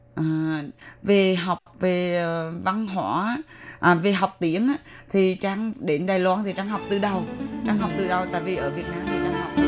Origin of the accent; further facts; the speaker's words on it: Da Nang, Vietnam; moved away as an adult; also born or lived in Hue; now in Taiwan; người Đà Nẵng, à, người gốc Huế nhưng mà được sinh ra tại Đà Nẵng và à, đến Đài Loan đã được 18 năm rồi